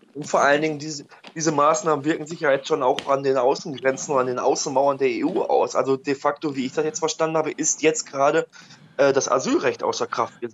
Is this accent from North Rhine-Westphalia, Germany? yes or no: yes; Oberhausen, North Rhine-Westphalia, Germany; ich komme aus Oberhausen